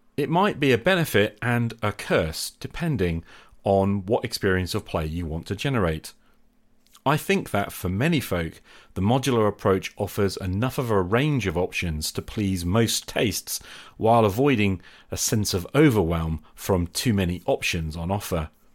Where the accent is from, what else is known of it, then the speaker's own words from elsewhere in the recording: Norwich, East of England, United Kingdom; moved away; I travelled back to my hometown of Norwich in Norfolk, England, to visit my parents